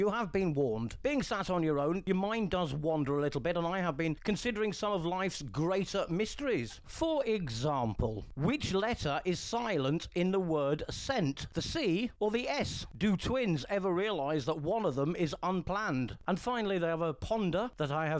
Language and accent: English; England, United Kingdom; now in Spain; I'm an English guy on the Costa del Sol.